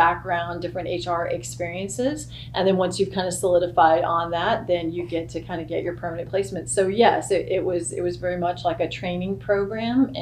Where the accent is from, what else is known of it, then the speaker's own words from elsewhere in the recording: Texas, United States; moved away as an adult; now in Kentucky, United States; I've lived all over, but I am from Texas originally, and I worked all over multiple locations in Texas